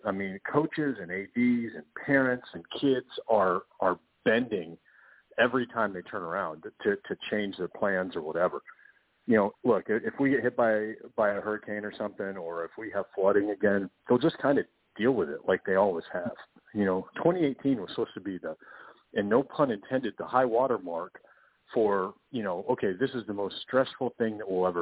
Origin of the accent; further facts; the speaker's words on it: Kansas, United States; now in South Carolina, United States; I grew up in Tornado Alley out in Kansas